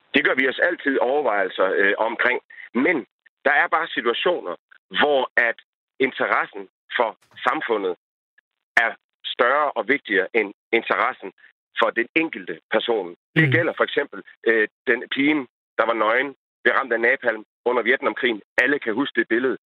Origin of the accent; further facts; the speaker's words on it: Denmark; jeg bor i Danmark, jeg er dansker, jeg ser tingene gennem danske briller